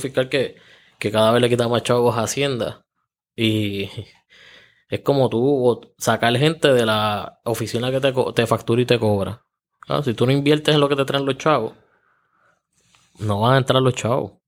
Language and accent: Spanish; Juncos, Puerto Rico; Yo soy natural de Junco